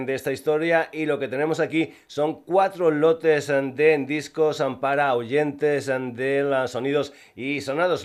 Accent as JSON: {"language": "Spanish", "region": "Extremadura", "country": "Spain", "said": "el castúo de mi tierra"}